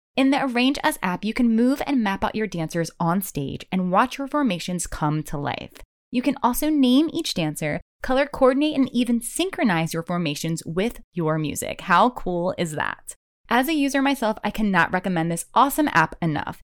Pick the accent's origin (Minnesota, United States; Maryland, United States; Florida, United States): Maryland, United States; I grew up in Maryland